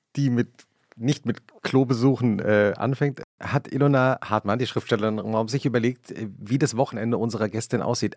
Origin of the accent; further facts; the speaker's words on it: Langgöns, Hesse, Germany; ich komme aus Langgöns, ich komme aus Mittelhessen